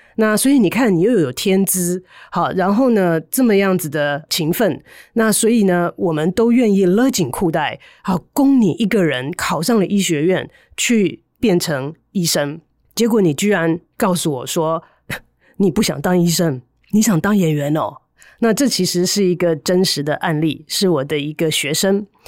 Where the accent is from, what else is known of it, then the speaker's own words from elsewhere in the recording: Taiwan; moved away as an adult; also born or lived in United States; 后来呢，回到台湾来的时候，要花一段的时间